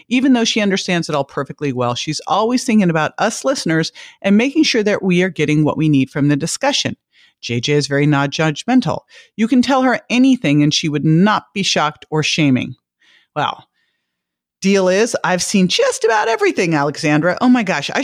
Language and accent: English; Berkeley, California, United States; moved away; I'm from Berkeley, California. I was so fortunate to grow up in just kind of a mass of all these different cultures